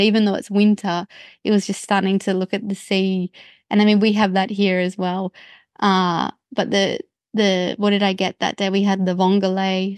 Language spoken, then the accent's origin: English; Australia; as a, as an Australian